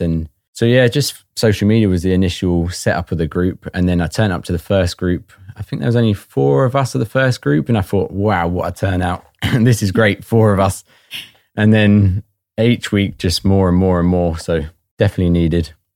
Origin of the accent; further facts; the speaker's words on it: Watford, East of England, United Kingdom; moved away as an adult; now in Northern Ireland, United Kingdom; I'm originally from Watford and moved over to Northern Ireland around four and a half years ago.